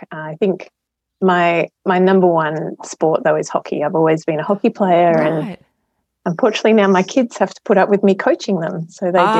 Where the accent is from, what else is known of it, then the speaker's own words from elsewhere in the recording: Adelaide, South Australia, Australia; So I'm an Adelaide girl. Fairly idyllic childhood. I grew up at Westlake, lots of swimming over summer and playing on the beach and camping and all that sort of good stuff